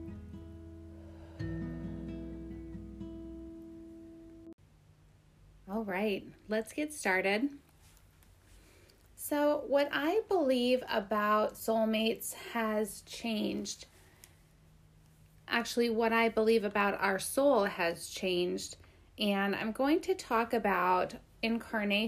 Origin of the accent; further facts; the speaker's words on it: Minnesota and Wisconsin, Midwest, United States; moved away; also born or lived in Great Falls, Montana; I spent most of my life in Minnesota and Wisconsin